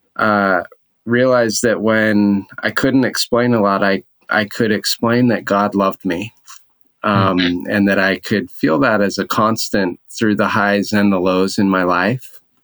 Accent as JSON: {"language": "English", "town": "Orem", "region": "Utah", "country": "United States", "tie": "born or raised there", "also_born_or_lived": "Boston", "moved": "as an adult", "said": "I grew up in Orem"}